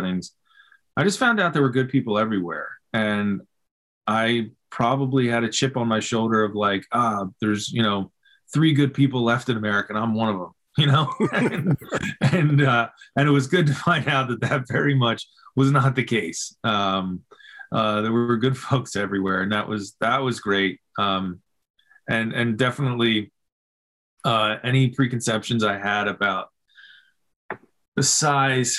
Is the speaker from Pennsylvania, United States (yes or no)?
yes; Philadelphia, Pennsylvania, United States; I grew up in Philly